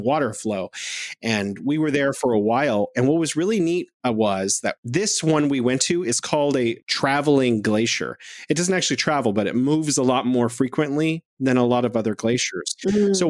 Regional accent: United States; now in China; I'm an American

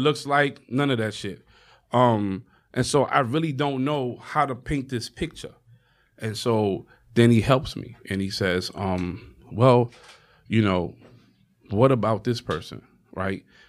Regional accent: New York City, New York, United States; I come from Harlem

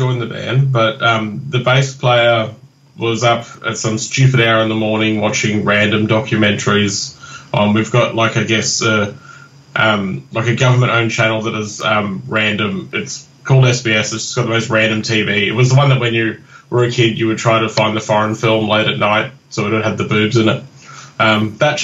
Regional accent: Brisbane, Queensland, Australia; I'm from Brisbane in Queensland.

